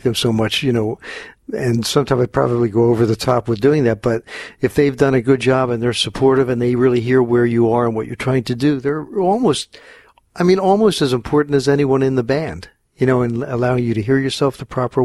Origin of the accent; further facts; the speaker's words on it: Philadelphia, Pennsylvania, United States; moved away as an adult; also born or lived in Los Angeles, United States; now in New Jersey, United States; I grew up in Philadelphia and was playing a lot around the city